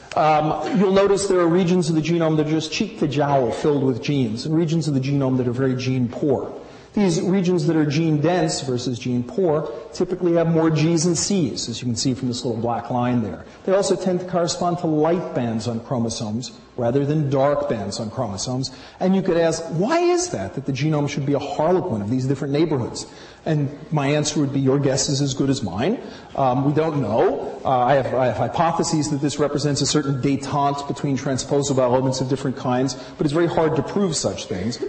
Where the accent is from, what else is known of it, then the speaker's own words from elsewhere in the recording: New York City, New York, United States; I'm from Brooklyn